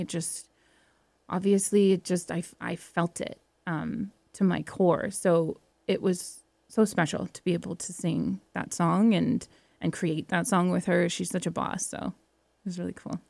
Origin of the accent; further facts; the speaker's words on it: Welland, Ontario, Canada; moved away; also born or lived in Alberta; Welland was a small town. I grew up in a small town